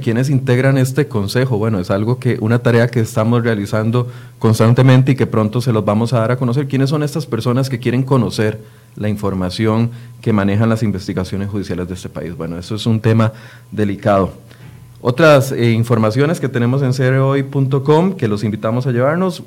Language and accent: Spanish; Costa Rica; como costarricense